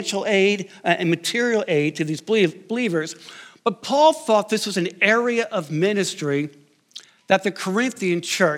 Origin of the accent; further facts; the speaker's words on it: outside New York City, United States; I grew up outside New York City